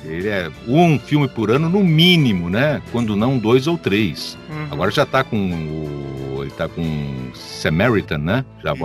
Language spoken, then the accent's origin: Portuguese; Caxias do Sul, Rio Grande do Sul, Brazil; moved away; also born or lived in Rio de Janeiro; aqui onde eu estou, que é a minha terrinha natal, Caxias do Sul. Mudei para cá em 2008